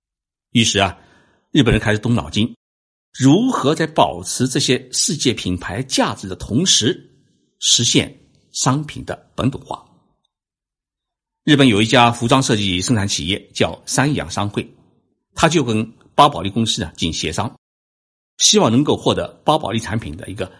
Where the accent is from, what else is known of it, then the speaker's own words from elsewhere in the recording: China; now in Japan; 我们中国人总体来讲是比较崇尚欧美文化的